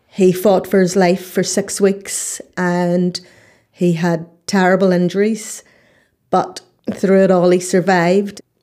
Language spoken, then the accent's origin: English; Northern Ireland, United Kingdom; I'm from Northern Ireland.